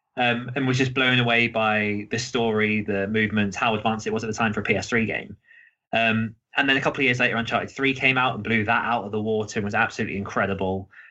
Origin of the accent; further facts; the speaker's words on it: around Cambridge, the Fens, East of England, United Kingdom; I grew up in well around Cambridge here, out in the middle of the fens